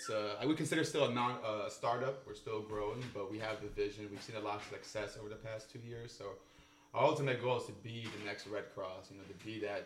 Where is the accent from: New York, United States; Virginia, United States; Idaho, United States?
Virginia, United States; Alexandria; I'm from Northern Virginia, born and raised in Alexandria.